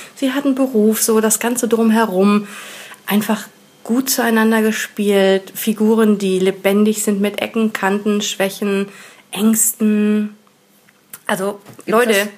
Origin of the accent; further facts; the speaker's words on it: Rhineland, Germany; ich als Rheinländerin habe es halt gehört, dass es nicht so der richtige äh, rheinländische Dialekt ist